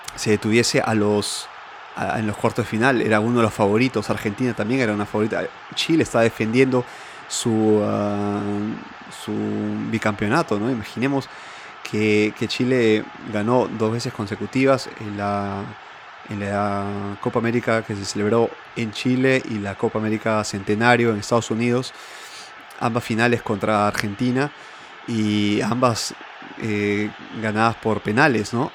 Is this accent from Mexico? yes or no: no; Peru; now in Milan, Italy; en el país andino al cual pertenezco con mucho orgullo